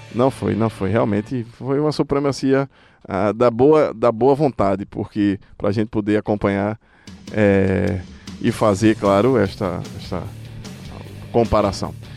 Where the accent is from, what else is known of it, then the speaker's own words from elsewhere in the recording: Brazil; eu sou brasileiro